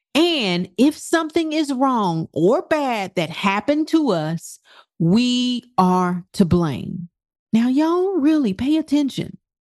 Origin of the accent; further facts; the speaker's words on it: United States; our principles in this country as American